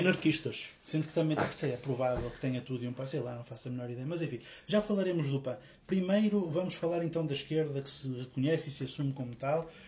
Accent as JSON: {"language": "Portuguese", "country": "Portugal", "said": "enquanto português"}